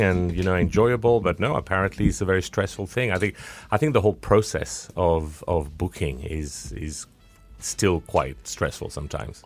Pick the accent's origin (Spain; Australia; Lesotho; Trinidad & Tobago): Spain; accent: South African twang; also born or lived in France / United Kingdom; I'm a bit of a, of a mix. I'm Spanish, French, uh, and I have a very British name. I'm partly British